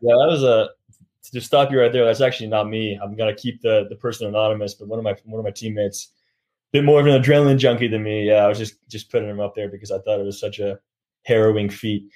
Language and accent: English; Sacramento, California, United States; moved away; I got a lot of family in the Southern California region and Sacramento, where I'm from